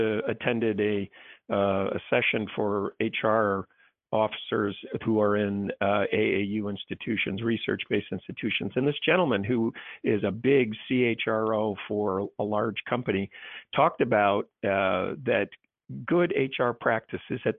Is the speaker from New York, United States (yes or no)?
yes; New York, United States; I'm a New Yorker born and bred